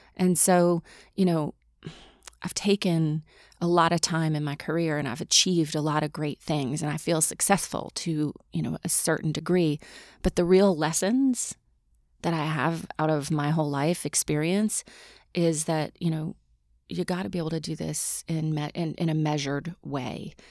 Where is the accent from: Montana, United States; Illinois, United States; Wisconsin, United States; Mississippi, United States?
Mississippi, United States; I grew up in Mississippi